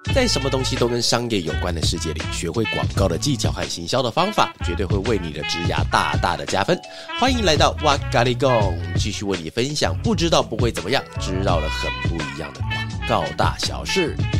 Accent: Zhudong, Hsinchu County, Taiwan; moved away; also born or lived in Taipei; 我小时候是住新竹嘛，然后新竹竹东镇，哈，就是在一个偏乡的地方。在乡下的地方，我们的住的地方都是那种透天

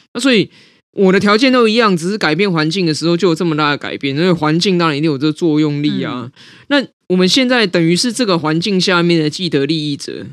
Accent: Taipei, Taiwan; 我如果不是出生在我爸妈，哈，在台北组成这白手起家的中产家庭

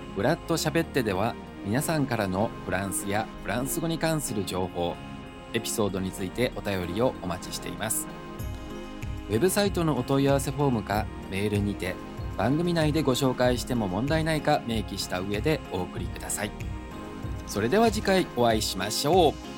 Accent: Osaka, Japan; moved away as an adult; also born or lived in Taiwan / France; 大阪生まれの大阪育ち、純粋な日本人でございます

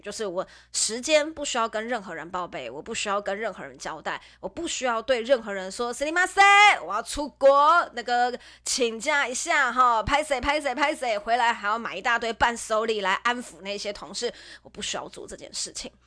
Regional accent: Nantou County, Taiwan; moved away; 我自己本身不是北部人，我自己本身是中部人，我是南投人

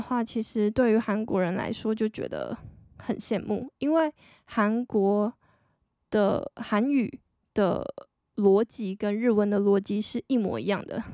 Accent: Taiwan; 我是一个台湾人，然后目前是二十七岁的上班族女生

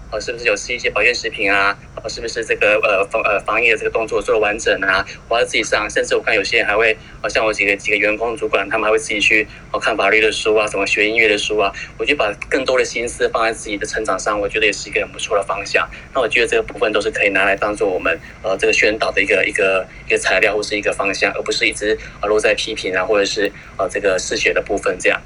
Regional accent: Taiwan; 我们台湾人看起来是，好像都很乖，都在家里面

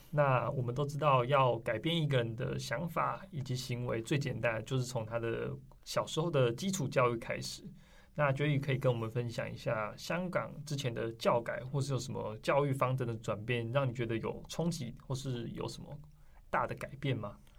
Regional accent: Taiwan; 我们台湾人

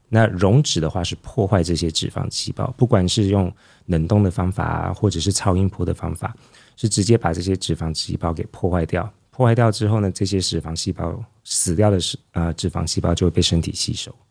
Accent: Taiwan; 我们台湾人

